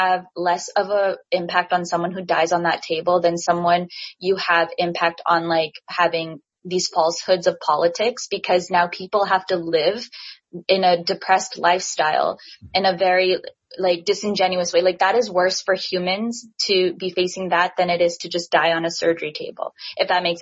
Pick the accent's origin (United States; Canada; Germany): Canada; I'm Canadian, born and raised.